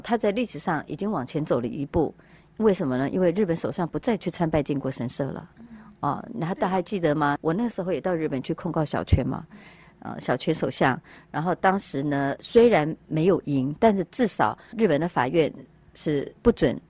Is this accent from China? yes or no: no; Taiwan; moved away; 我从山里来的孩子